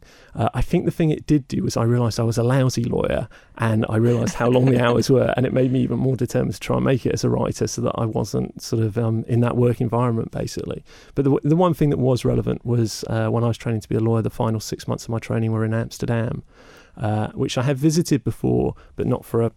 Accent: Somerset, South West England, United Kingdom; I grew up in Somerset

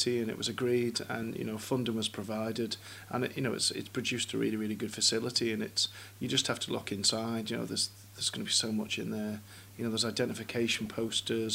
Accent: Peel, Isle of Man; Growing up in Peel, that's all we had was Peel Hill and the beach.

